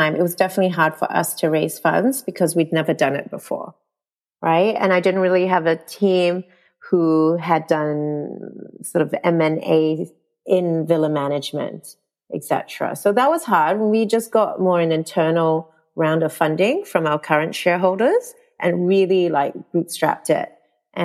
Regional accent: New Zealand; moved away as an adult; also born or lived in Malaysia; growing up in New Zealand, and I went to an all-girls school

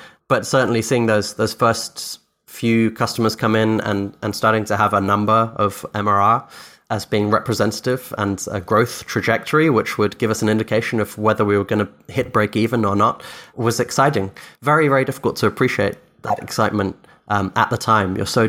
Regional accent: Scotland, United Kingdom; born there; first language Dutch; English is a second language; also born or lived in Philippines / Austria / Egypt; So I grew up all over the world. I'm technically English Irish, but I was born in Scotland. My first language is Dutch. I lived in the Philippines for 7 years, Austria for 2 years, Egypt for 3 years.

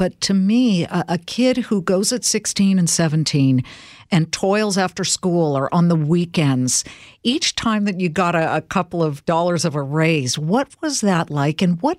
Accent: California, United States; I'm Californian

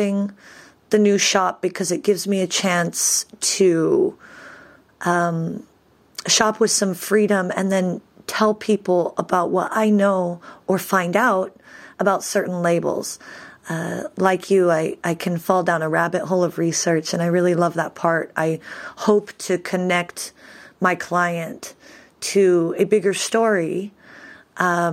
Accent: Eugene, Oregon, United States; moved away as an adult; also born or lived in Berlin, Germany; now in Rome, Italy; I was born and raised in Eugene, Oregon

